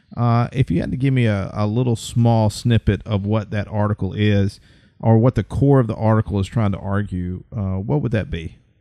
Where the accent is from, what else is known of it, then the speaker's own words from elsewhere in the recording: central Alabama, United States; I'm from Alabama and I've lived pretty much central Alabama all my life